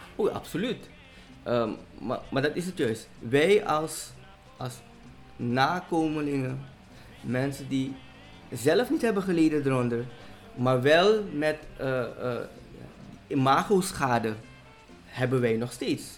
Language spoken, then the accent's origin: Dutch; Suriname; moved away; also born or lived in Netherlands; als Surinamer die in Nederland heeft gewoond en ervoor heeft gekozen om terug te komen